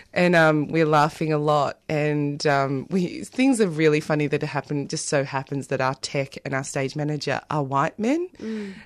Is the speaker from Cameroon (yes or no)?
no; South Africa; now in Australia; I'm also South African